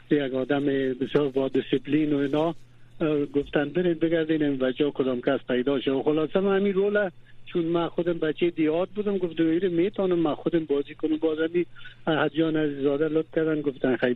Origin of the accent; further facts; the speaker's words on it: Afghanistan; also born or lived in Iran; now in Germany; هر وقت در دو که از افغانستان آمدم